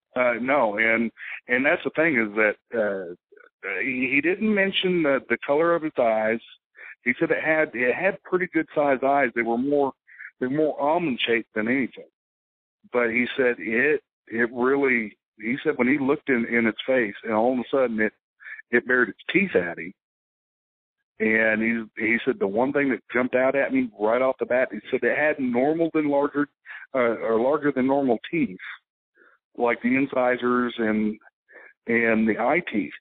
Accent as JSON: {"language": "English", "region": "South Texas", "country": "United States", "tie": "born or raised there", "also_born_or_lived": "Dallas area, Texas", "said": "I'm originally from South Texas"}